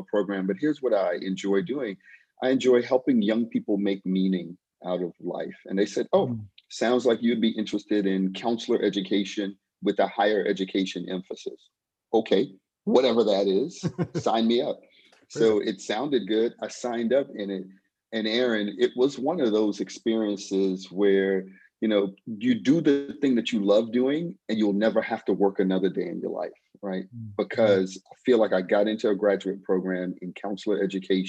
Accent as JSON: {"language": "English", "region": "South Florida", "country": "United States", "tie": "born or raised there", "also_born_or_lived": "New York", "moved": "as an adult", "lives_now": "Vancouver, Canada", "said": "I was born in New York. I'm number 3 out of 4 boys. When I was about 10 years old, my parents got a divorce and separated. So my mom moved to South Florida with my younger brother and I, and I grew up in South Florida"}